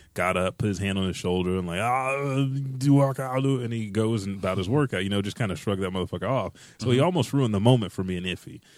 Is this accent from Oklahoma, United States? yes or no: yes; Oklahoma, United States